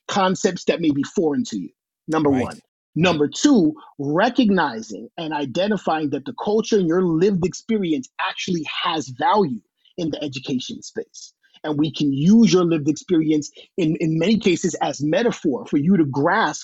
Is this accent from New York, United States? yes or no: yes; New York City, New York, United States; I'm a boy from Washington Heights, New York City, right? Right above Harlem, right across from the Bronx